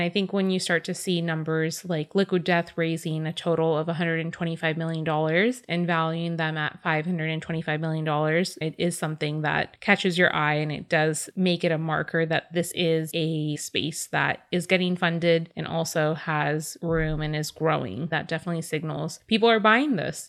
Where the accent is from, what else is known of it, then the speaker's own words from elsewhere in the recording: California, United States; Growing up in California, being very natives